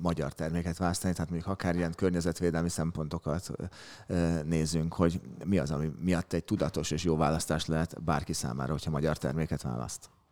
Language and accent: Hungarian; Budapest, Hungary; kőbányaiként a kannás szomelié